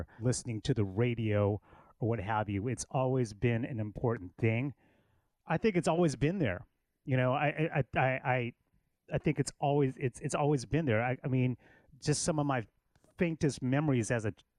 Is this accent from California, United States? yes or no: no; Killeen, Texas, United States; now in Austin, United States; I grew up in Killeen, which is an hour north of Austin. Well, I'm a military kid, and my dad was in the military.